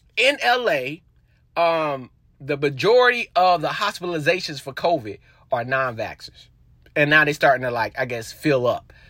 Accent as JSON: {"language": "English", "region": "North Carolina", "country": "United States", "said": "I'm from North Carolina"}